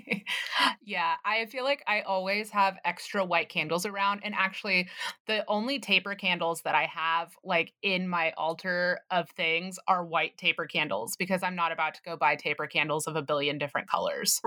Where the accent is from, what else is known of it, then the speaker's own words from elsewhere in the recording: the South, United States; growing up in the South